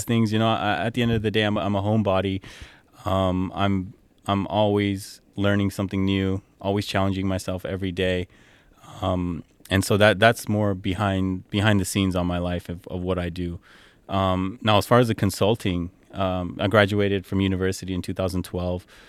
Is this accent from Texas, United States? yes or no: no; San Jose, California, United States; moved away as an adult; also born or lived in Edmonton, Canada / Dubai, United Arab Emirates; I grew up in California, well, Bay Area, California. Um, you know, lived there my whole life